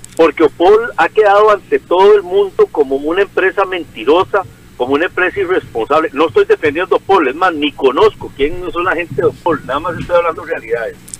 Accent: Cinco Esquinas, San José, Costa Rica; de cinco esquinas de ciudad de donde soy yo

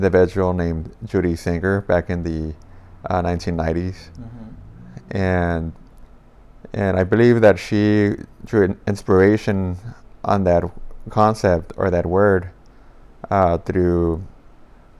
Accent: Los Angeles, California, United States; I grew up in South

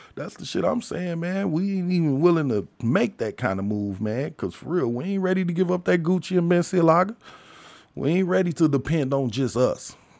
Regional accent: United States; I'm an American and I'm African, so I'm an African American

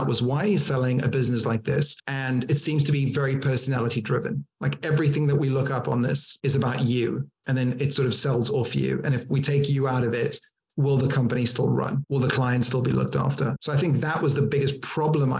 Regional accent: Cape Town, Western Cape, South Africa; now in United Kingdom; I'm originally from Cape Town, South Africa

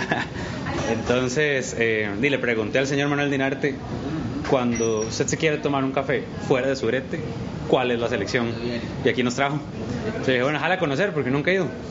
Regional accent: San José, Costa Rica; yo soy de San Sebas, entonces el bus me dejaba por el, Banco Crédito Agrícola

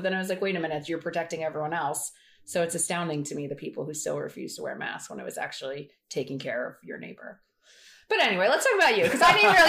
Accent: Philadelphia, Pennsylvania, United States; accent: Philly

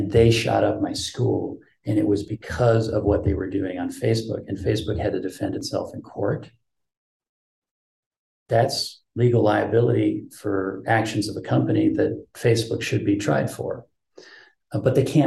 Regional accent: United States; for me as an American

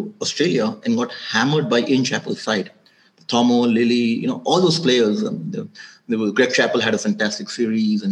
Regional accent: Orissa, Odisha, India; also born or lived in Delhi / Hyderabad / Mumbai / Europe; now in Bangalore, India; I was born in Orissa, grew up in Orissa. Then I moved to Delhi.

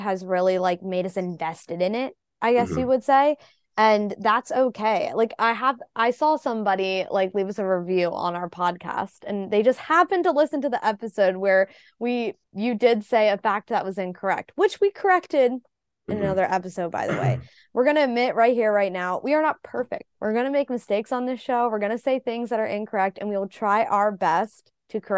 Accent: United States; an American F1 fan

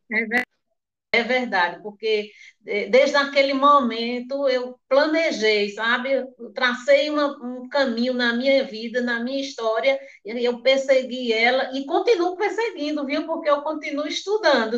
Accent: Pernambuco, Brazil; also born or lived in Mundo Novo, Buíque; eu nasci no Mundo Novo, né? sou filha da comunidade quilombola do Mundo Novo em Buíque, mas fui criada em São Domingos

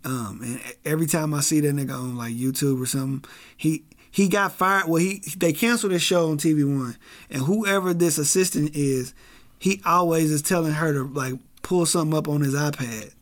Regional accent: Kansas City, Missouri, United States; as a kid growing up in Kansas City

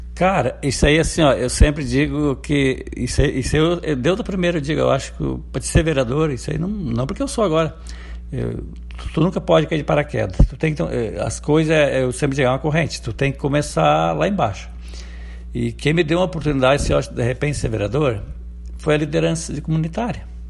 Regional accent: Boa Vista, Rio Grande do Sul, Brazil; Eu nasci na Boa Vista mesmo. Só que hoje, assim, ó, a gente morava no morro

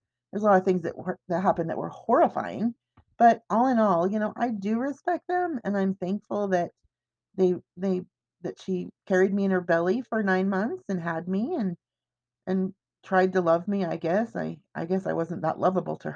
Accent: Everett, Washington, United States; moved away; growing up in Everett where everybody in my family was sick except for me

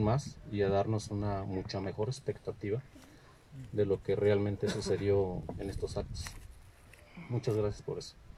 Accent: Michoacán, Mexico; en Michoacán también tenemos un orgullo histórico

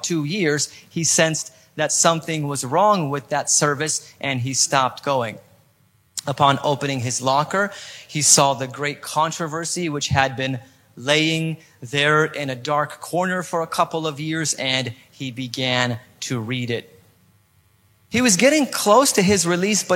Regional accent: California, United States; accent: perfect American accent; moved away as an adult; now in Poland; Even though I was born in Poland, I felt more like an American because I was raised in California.

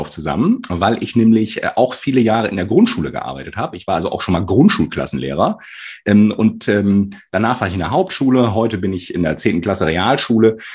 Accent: Northern Germany, Germany; Norddeutscher. Karneval

